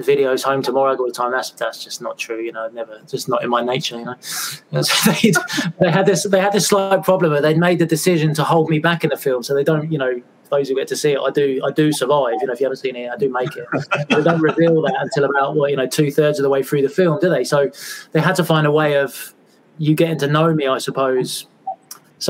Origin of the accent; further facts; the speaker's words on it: England, United Kingdom; now in Scottish Highlands, United Kingdom; I live up in the Highlands, you know, in Scotland. And because I'm an Englishman